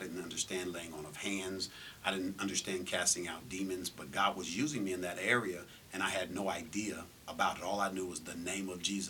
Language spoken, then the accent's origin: English; Los Angeles, California, United States; moved away as an adult; also born or lived in Santa Ana, California / Seattle, Washington; now in Las Vegas, United States; Hometown, I was born in Orange County, California, Santa Ana. Raised in L.A. From Orange County to Seattle, from Seattle back to California, but we were raised in L.A., South Central. And I reside now, 25 years, here in Las Vegas, Nevada.